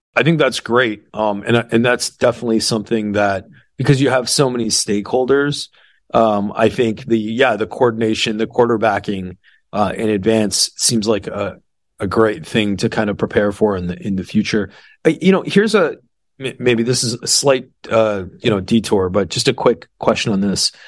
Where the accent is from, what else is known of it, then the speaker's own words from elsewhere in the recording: Toronto, Ontario, Canada; now in Texas, United States; I'm from Toronto